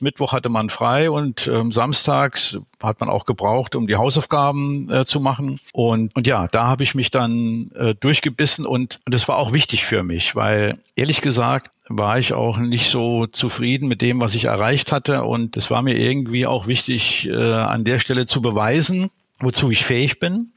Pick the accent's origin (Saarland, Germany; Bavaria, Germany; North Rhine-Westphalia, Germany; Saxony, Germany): Saarland, Germany; moved away as an adult; also born or lived in Berlin; Ich bin gebürtiger Saarländer, äh, geboren und aufgewachsen äh, in einem kleinen Dorf im Saarland